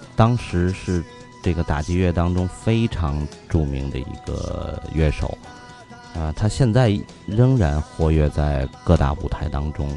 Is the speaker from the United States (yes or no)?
no; Tianjin, China; accent: Tianjin dialect; 我们天津话叫瓢把子